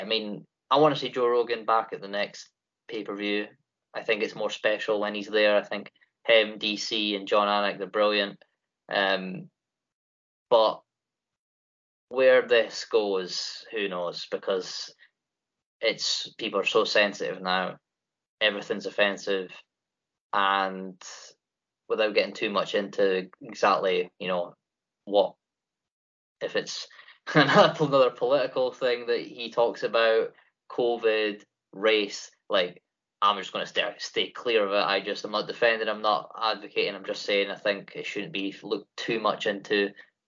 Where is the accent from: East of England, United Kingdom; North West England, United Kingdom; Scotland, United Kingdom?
Scotland, United Kingdom; I'm from Great Britain, Scottish born